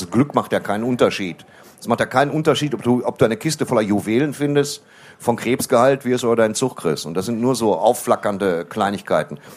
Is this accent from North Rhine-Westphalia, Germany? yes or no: yes; Waltrop, North Rhine-Westphalia, Germany; Also ich komme aus Waldrop. Wir haben sehr, sehr wenig durchtrainierte Männer auf weißen Pferden.